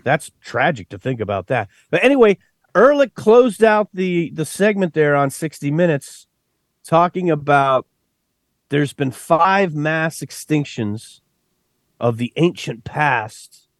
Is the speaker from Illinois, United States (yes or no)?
no; West Texas, United States; I grew up out in West Texas